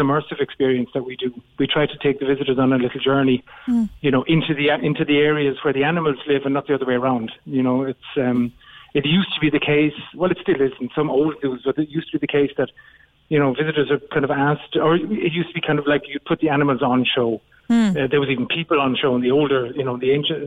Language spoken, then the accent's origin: English; Cork, Munster, Ireland; accent: Cork; moved away as an adult; now in Berlin, Germany